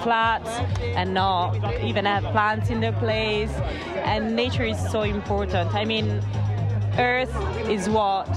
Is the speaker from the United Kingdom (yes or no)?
no; Florence, Tuscany, Italy; I'm from Florence